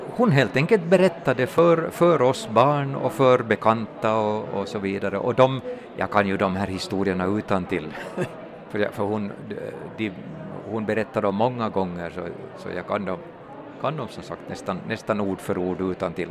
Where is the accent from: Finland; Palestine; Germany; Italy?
Finland; Turku, Southwest Finland; jag är mm, född och uppväxt i Åbo stad